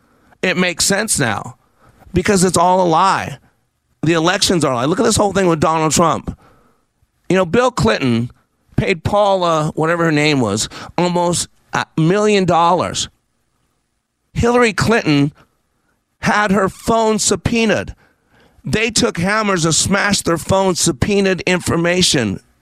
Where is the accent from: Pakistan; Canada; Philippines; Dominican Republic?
Philippines; I'm Filipino, and everybody watching the fight is Filipino